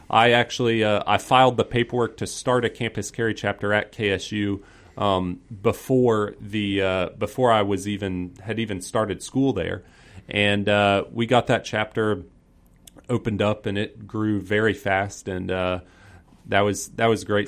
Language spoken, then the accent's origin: English; Peachtree Corners, Georgia, United States; I grew up in the Peachtree Corners, North Cross area, so just north of Atlanta.